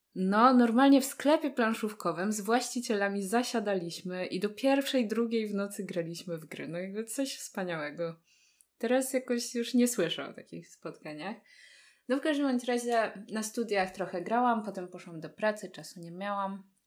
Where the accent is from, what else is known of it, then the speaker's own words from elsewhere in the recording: Warsaw, Masovian Voivodeship, Poland; jestem z Warszawy